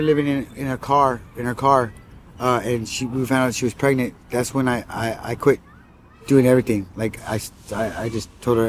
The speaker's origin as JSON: {"language": "English", "region": "California", "country": "United States", "tie": "born or raised there", "lives_now": "Washington, United States", "said": "California, Orange County."}